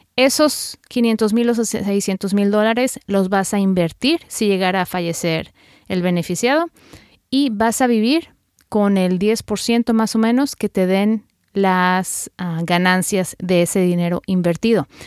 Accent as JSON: {"language": "Spanish", "town": "Guadalajara", "region": "Jalisco", "country": "Mexico", "moved": "yes", "said": "las dos somos tapatías"}